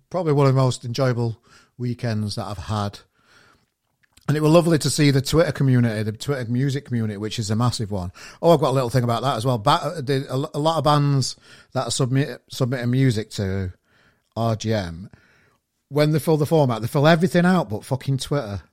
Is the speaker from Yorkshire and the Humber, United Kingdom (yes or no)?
yes; Sheffield, Yorkshire and the Humber, United Kingdom; moved away as an adult; now in Manchester, United Kingdom; I'm from Sheffield originally, and I've been here. It'll be five years soon